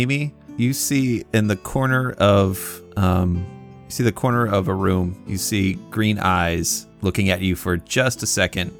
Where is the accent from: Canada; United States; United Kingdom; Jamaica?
United States; considering I'm American.